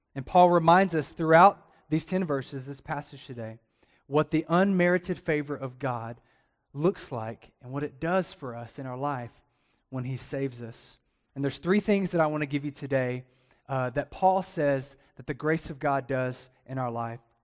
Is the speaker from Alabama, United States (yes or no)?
yes; Alabama, United States; also born or lived in Atlanta, Georgia; now in Las Cruces, United States; I'm from Alabama